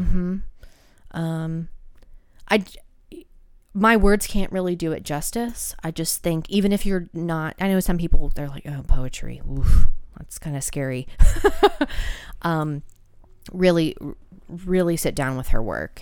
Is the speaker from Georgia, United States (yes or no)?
yes; Georgia, United States; I'm from Georgia.